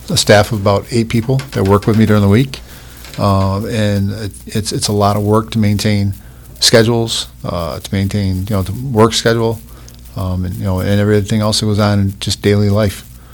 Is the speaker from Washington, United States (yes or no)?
no; Oswego County, New York, United States; I grew up in Oswego County